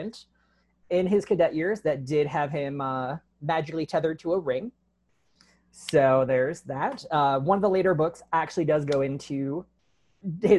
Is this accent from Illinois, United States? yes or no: yes; Chicago, Illinois, United States; moved away as an adult; also born or lived in St. Louis, Missouri; now in Tucson, United States; I'm from Chicago, and I'm like, hometown pride